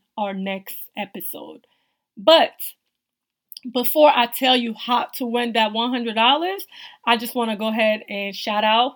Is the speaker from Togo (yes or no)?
yes; Togo; now in United States; I'm originally from West Africa, Togo.